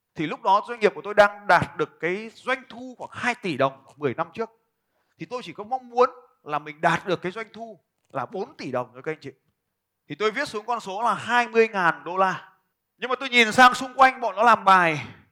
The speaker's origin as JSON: {"language": "Vietnamese", "country": "Vietnam"}